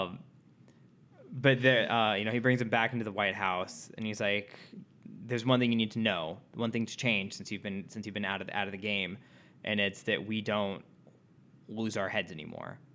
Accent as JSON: {"language": "English", "country": "United States", "said": "being an American"}